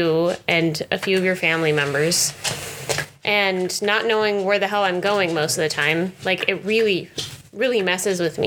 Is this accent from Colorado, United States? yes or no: yes; Denver, Colorado, United States; moved away as an adult; we moved here from my home state of Denver. My home state, Colorado. And I've never lived anywhere else